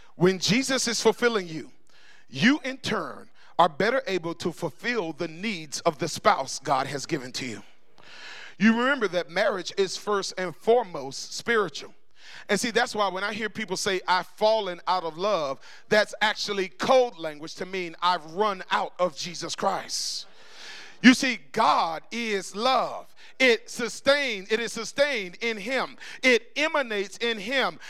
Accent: Tallahassee, Florida, United States; about uh, 16 years old, growing up in Tallahassee

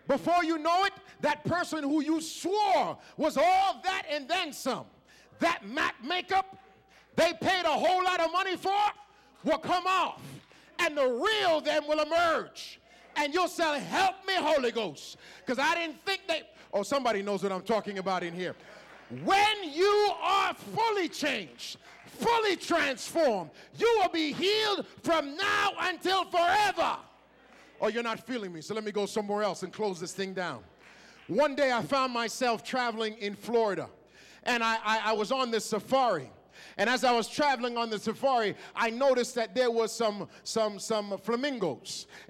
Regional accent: Toronto, Ontario, Canada; excuse me, sir, help me. I'm from Canada. I struggle. I'm from Toronto. I don't often see pink flamingos.

